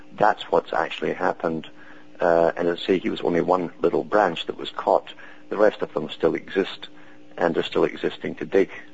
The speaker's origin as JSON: {"language": "English", "country": "United Kingdom", "tie": "born or raised there", "said": "I was brought up in Britain"}